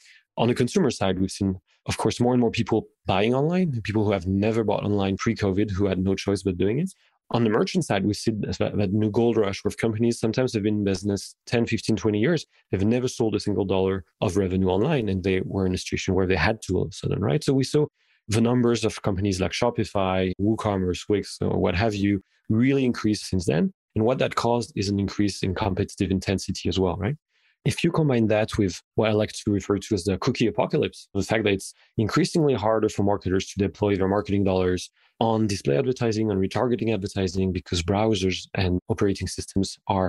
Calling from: France; I am indeed calling from France right now.

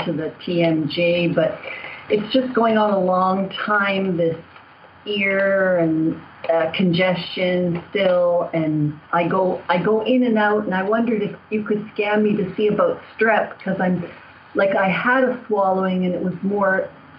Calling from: Toronto, Ontario, Canada; I'm calling from Toronto, Canada.

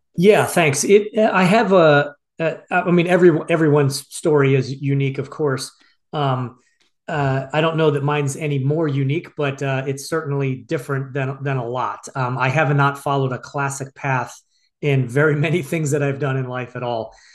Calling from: Phoenix, Arizona, United States; I'm calling you from Phoenix, Arizona

